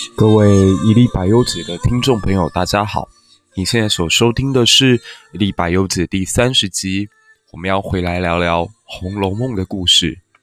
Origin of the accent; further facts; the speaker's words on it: Taiwan; 身为台湾人